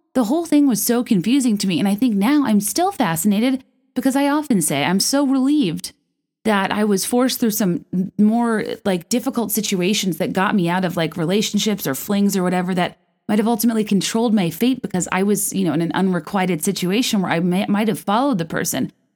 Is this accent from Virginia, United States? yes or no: yes; Virginia, United States; moved away as an adult; also born or lived in New York / San Francisco; now in Chicago, United States; I'm from Virginia. I moved to New York after college